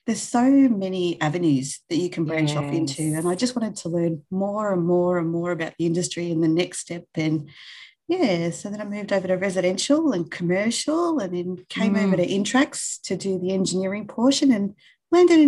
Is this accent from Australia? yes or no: yes; Melbourne, Victoria, Australia; Still in the West, but live a little bit further out, probably about half an hour away from where I grew up in Taylor's Lakes at the moment